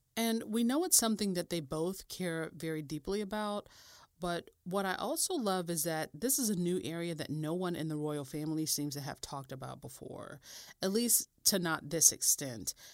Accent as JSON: {"language": "English", "country": "United States", "said": "I'm American"}